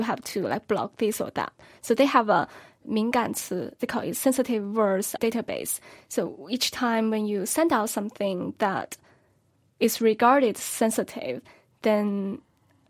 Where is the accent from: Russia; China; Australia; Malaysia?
China; now in Beijing, China; Tianjin, near my hometown.